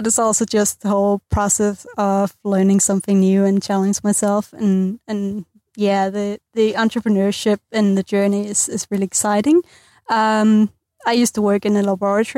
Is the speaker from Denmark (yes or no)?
yes; Denmark; moved away as an adult; now in Dunedin, New Zealand; I'm originally from Denmark